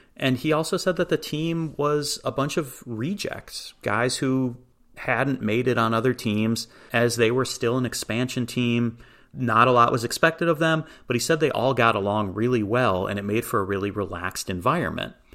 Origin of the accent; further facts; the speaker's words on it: DuPage County, Illinois, United States; where I grew up in DuPage County